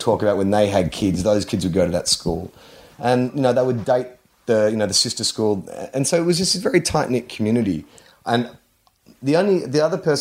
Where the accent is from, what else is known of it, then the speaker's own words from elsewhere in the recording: Melbourne, Victoria, Australia; I said, Brighton.